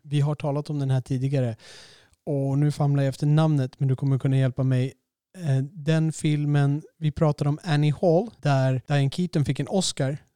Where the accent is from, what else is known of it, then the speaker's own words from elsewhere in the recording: Sweden; vår stereotyp som svenskar